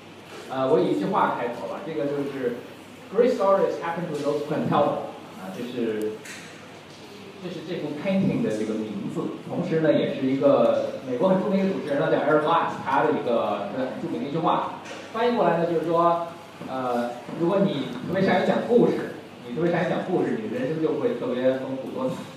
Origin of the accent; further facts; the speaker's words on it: Beijing, China; 我简单介绍一下自己。我也是北京人